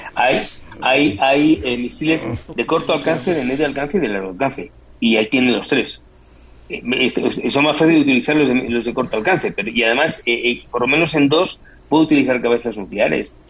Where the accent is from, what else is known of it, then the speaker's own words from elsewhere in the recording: Madrid, Community of Madrid, Spain; yo soy madrileño